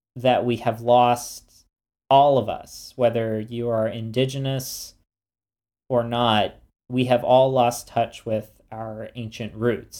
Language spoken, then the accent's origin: English; United States; being American